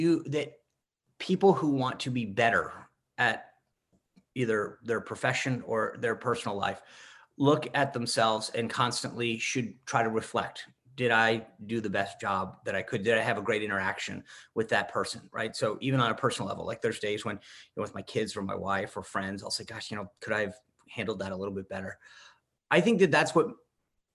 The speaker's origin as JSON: {"language": "English", "region": "Rhode Island", "country": "United States", "tie": "born or raised there", "also_born_or_lived": "Washington, D.C.", "moved": "yes", "said": "When I grew up in Rhode Island"}